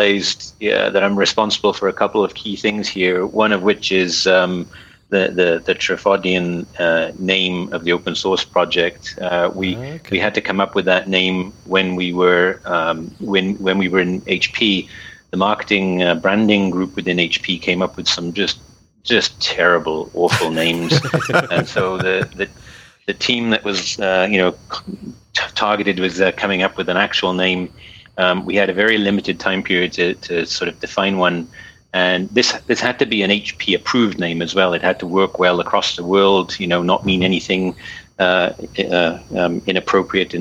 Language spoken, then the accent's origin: English; Wales, United Kingdom; Eskin is actually the name of the road that I grew up on in Wales